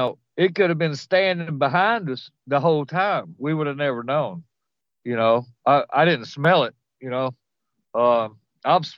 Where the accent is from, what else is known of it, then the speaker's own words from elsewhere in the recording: Louisiana, United States; I'm from Louisiana